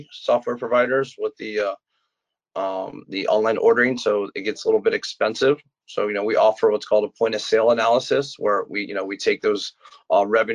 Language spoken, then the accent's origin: English; Florida, United States; I'm from Florida